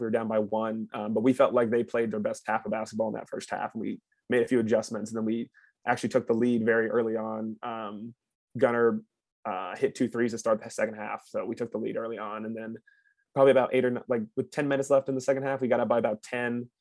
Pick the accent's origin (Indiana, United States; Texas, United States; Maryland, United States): Indiana, United States; Carmel; I'm from Carmel, Indiana, and then I played at University